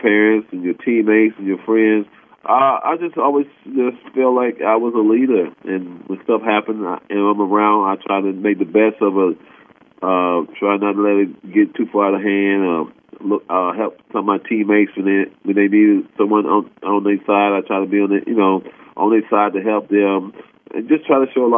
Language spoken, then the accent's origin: English; Ohio, United States; I'm from Ohio